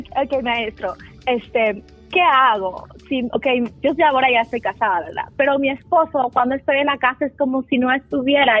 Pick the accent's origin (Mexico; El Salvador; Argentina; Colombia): El Salvador; yo soy, yo soy del Salvador